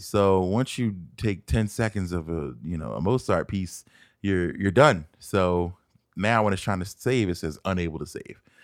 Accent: Philadelphia, Pennsylvania, United States; moved away as an adult; now in Arizona, United States; I'm from Philadelphia. Born and raised, not West Philadelphia, but, um, a place called West Oak Lane, which is in the north side of Philadelphia, where I spent all my life until two thousand six.

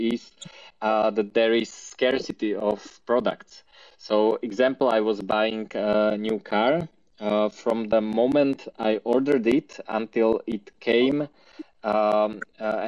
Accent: Slovakia; I'm from Slovakia

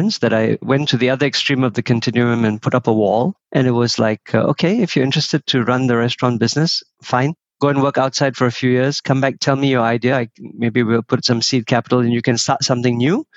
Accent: Singapore; I was born in Singapore. I never saw anything above Bukit Timah Hill

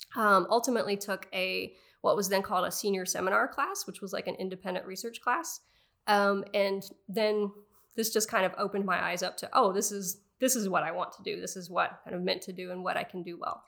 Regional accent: Raleigh, North Carolina, United States; moved away; grew up outside of Raleigh, North Carolina

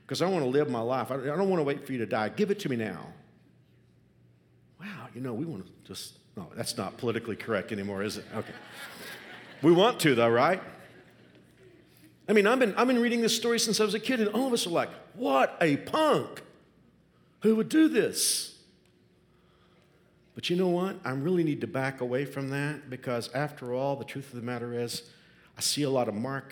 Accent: Texas, United States; moved away as an adult; now in Kansas, United States; When I was a kid growing up in Texas, my grandfather had a farm in South Texas.

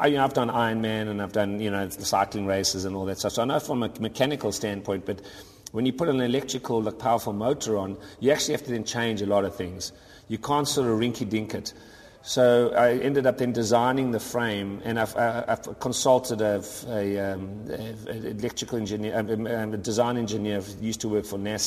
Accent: South Africa; moved away; I'm originally from South Africa

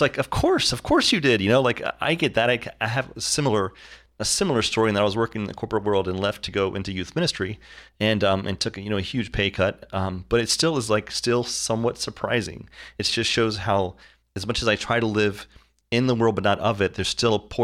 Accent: Florida, United States; I grew up in Florida

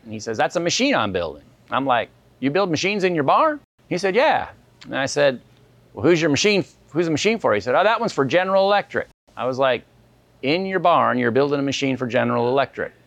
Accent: Cottonwood, Arizona, United States; move back to my hometown

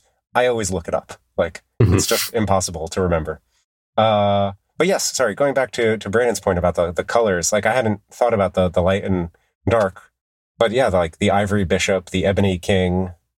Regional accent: United Kingdom; Maybe it's a problem of being British, of taking place in Britain.

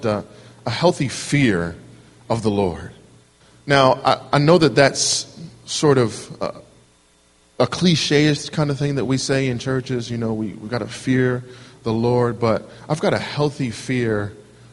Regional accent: Camden, New Jersey, United States; moved away as an adult; now in Wilmington, United States; I'm from New Jersey myself, a little town called Camden. You may have heard of it. It's got a pretty decent reputation for being not so decent. But I'm born and raised there, so that's home for me.

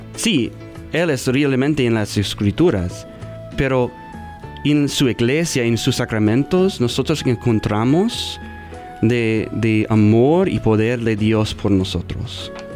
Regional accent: Omaha, Nebraska, United States; Spanish is a second language; Yo está aquí de, Omaha, yo nací aquí

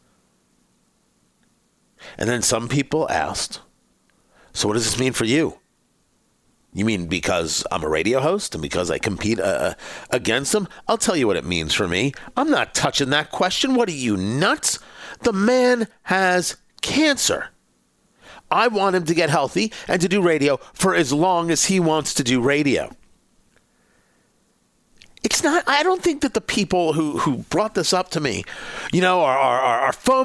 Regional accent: Middletown, New Jersey, United States; growing up in Middletown, New Jersey, it was the Howard Johnsons on Route 35

